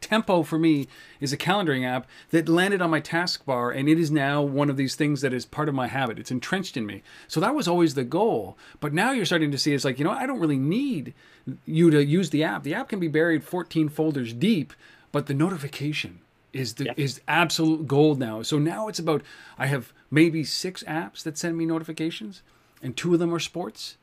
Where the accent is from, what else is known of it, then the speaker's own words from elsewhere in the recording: Canada; I'm Canadian